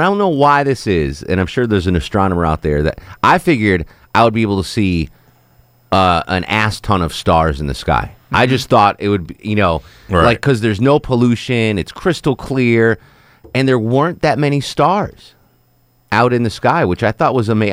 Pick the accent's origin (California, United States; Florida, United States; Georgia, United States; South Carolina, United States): Georgia, United States; Atlanta